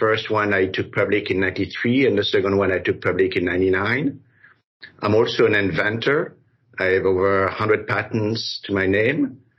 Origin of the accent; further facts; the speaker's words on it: Brussels, Belgium; moved away as an adult; also born or lived in Paris, France / Africa; now in United States; Well, I was born in Africa, then grew up in Paris and Brussels. I was Belgian. I'm still Belgian, but I became American later on.